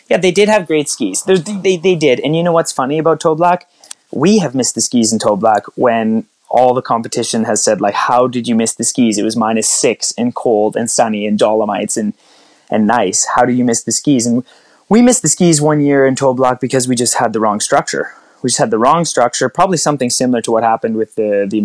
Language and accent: English; Canada; Geez, 1980. I'm Canadian.